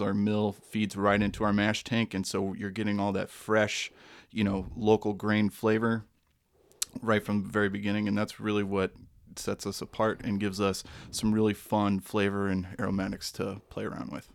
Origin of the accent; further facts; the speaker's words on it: Moline, Illinois, United States; I'm actually originally from Moline, so just across the river from the great state of, I'm Iowa adjacent